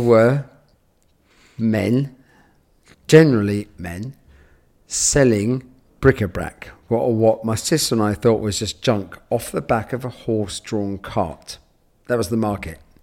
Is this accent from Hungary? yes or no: no; London, United Kingdom; I grew up in London, near Paddington